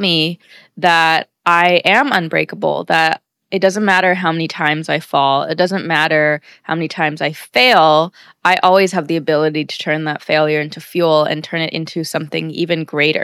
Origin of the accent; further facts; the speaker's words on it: United States; born and raised in America